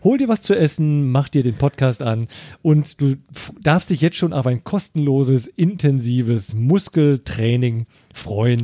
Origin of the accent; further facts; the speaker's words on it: Eifel, Germany; bei uns in der Eifel. Wir haben eine große Familie